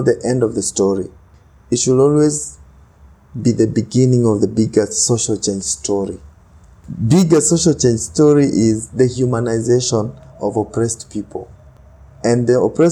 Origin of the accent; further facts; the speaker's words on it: Kenya; I'm Kenyan